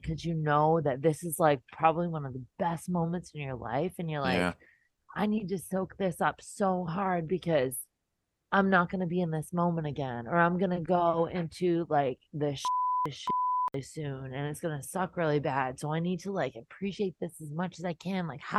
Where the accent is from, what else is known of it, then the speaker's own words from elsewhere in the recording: New England, United States; I'm from New England